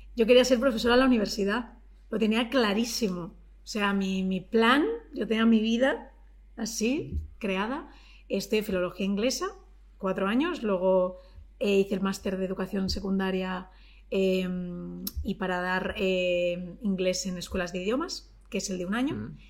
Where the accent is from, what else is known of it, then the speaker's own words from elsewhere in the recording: Collado Villalba, Community of Madrid, Spain; mis padres se vinieron a Madrid jóvenes y yo nací en Madrid